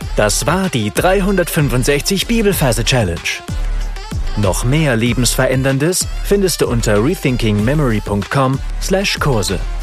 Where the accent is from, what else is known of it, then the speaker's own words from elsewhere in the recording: Swabia, Baden-Württemberg, Germany; ich komme aus dem Schwabeländle